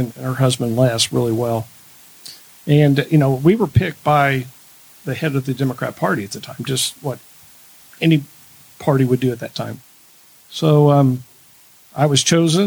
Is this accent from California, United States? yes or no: no; Anderson, Indiana, United States; I have lived in my ward for my whole life. I grew up on Rex Court, which is in Ward 5